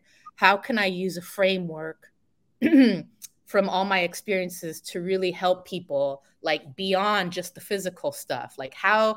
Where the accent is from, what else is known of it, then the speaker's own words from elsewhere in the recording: San Francisco, California, United States; I grew up in the Bay Area, born and raised in San Francisco